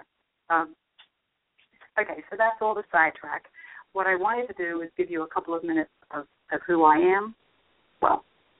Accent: London, United Kingdom; moved away as an adult; also born or lived in northern New Jersey / Washington, D.C. / Charlotte, North Carolina; now in Richmond, United States; I remember growing up in London playing with unexploded bombs the Germans had dropped.

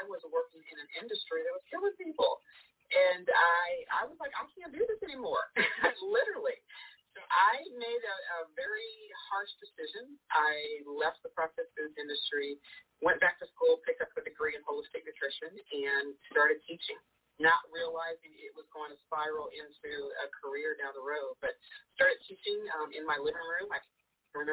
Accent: Cincinnati, Ohio, United States; I was born and raised in Cincinnati, Ohio, so I'm a Midwestern girl.

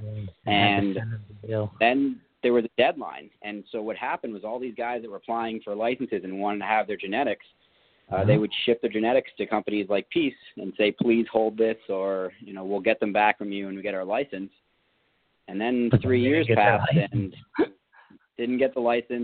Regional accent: New York, United States; I'm from New York. We're not patient guys

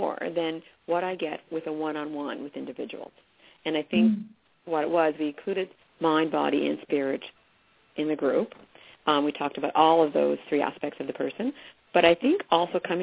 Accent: Cape Breton, Nova Scotia, Canada; I was born and raised in Cape Breton

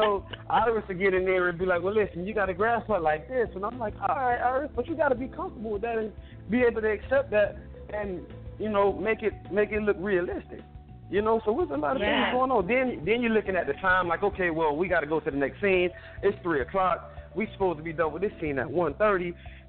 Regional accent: Ireland; So I didn't know how big the book world was, because, you know, I came from Ireland.

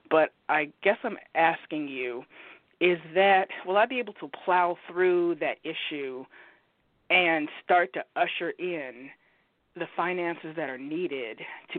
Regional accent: Oregon, United States

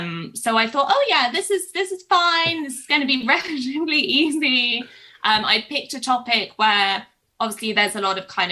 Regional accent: Kansas, United States; I grew up in Kansas and we had a teacher whose surname was Bender.

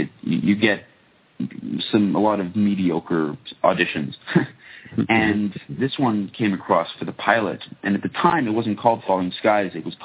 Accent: Toronto, Ontario, Canada; also born or lived in Japan; I'm from Toronto

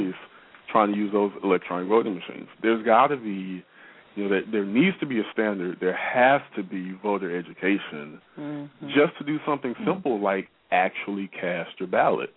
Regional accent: North Mississippi, United States; I grew up in North Mississippi, so I've had a driver's license since I was 15 years old.

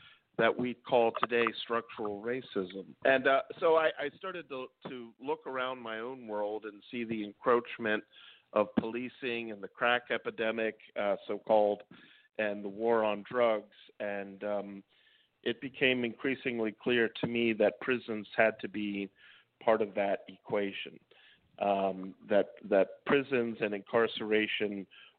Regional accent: Washington, District of Columbia, United States; also born or lived in New York City, New York; I was born in New York City in the late 60s and then lived around Washington, D.C. in the late 70s as a young man and 1980s

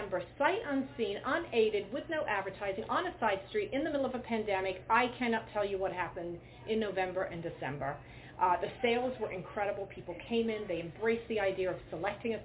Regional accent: England, United Kingdom; moved away; growing up in England

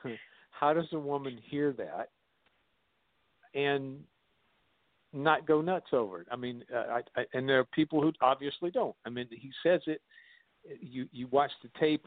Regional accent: South Carolina, United States; I grew up in South Carolina and went to school there

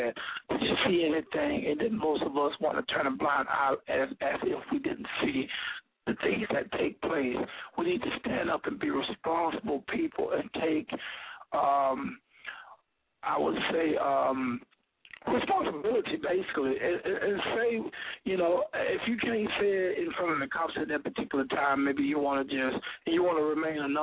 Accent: Pahokee, Florida, United States; this is my hometown, Pahokee

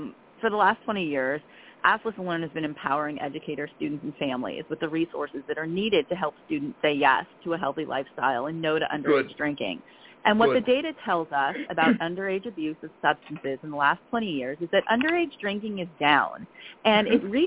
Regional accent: California, United States; now in Silver Spring, Maryland, United States; I grew up in California

